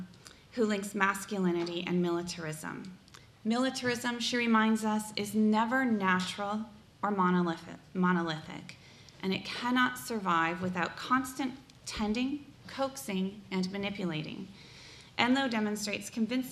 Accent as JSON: {"language": "English", "area": "Sioux County", "region": "Iowa", "country": "United States", "tie": "born or raised there", "moved": "yes", "said": "I grew up in Sioux County, Iowa, one of the reddest counties in the nation"}